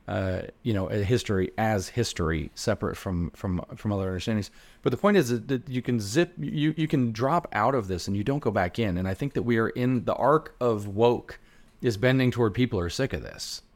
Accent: the South, United States

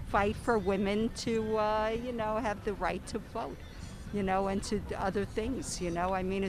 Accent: New York City, New York, United States; I'm from New York City.

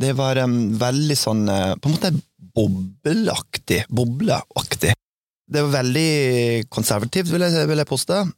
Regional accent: Oklahoma City, Oklahoma, United States; moved away; Oklahoma City, der jeg vokste opp, det er egentlig veldig stort

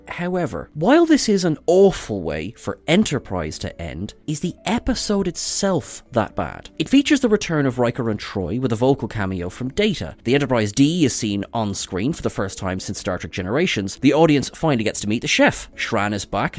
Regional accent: Ireland; accent: Irish; I'm an Irish man

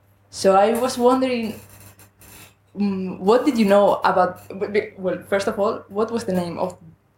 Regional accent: Spain; English is a second language; I'm from Spain, so my English may not be as good as yours.

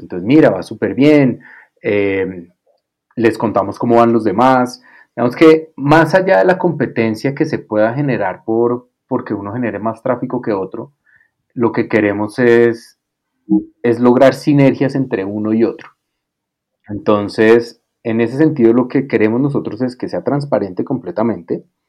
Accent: Colombia; para mí como colombiano

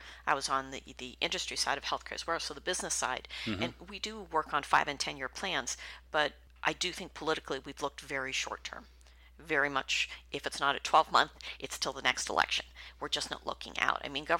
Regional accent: Youngstown, Ohio, United States; I grew up in the Youngstown area, so it's a heavy labor town.

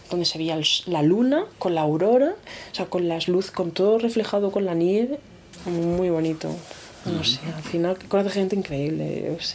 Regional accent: Region of Murcia, Spain; yo soy murciana, ¿eh? cuidado, que yo, soy murciana, vikingada, que me ha culturado, pero

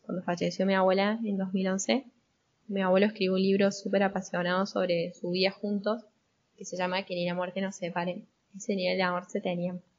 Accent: Argentina; Yo soy argentina, tengo 23 años

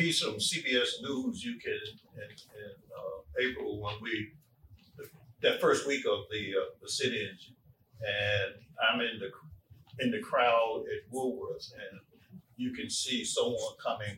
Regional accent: Asheville, North Carolina, United States; moved away as an adult; I grew up in Asheville, and Asheville, like Greensboro, was a segregated town.

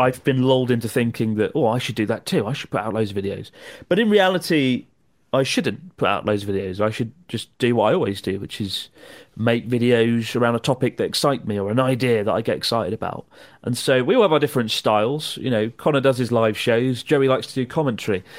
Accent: United Kingdom; as a British person

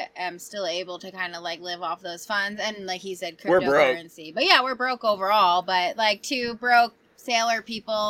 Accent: Toms River, New Jersey, United States; now in Hawaii, United States; I'm from New Jersey. I'm a Jersey girl

